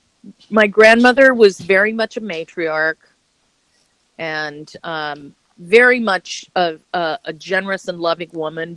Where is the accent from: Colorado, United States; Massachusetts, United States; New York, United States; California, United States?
Colorado, United States; Boulder; moved away as an adult; I grew up in Boulder